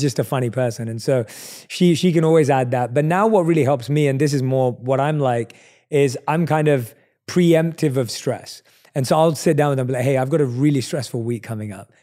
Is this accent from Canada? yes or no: no; London, United Kingdom; we're both from London